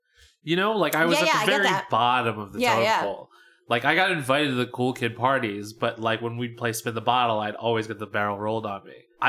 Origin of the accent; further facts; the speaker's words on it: Philadelphia, Pennsylvania, United States; I grew up in Philadelphia, which is a very diverse place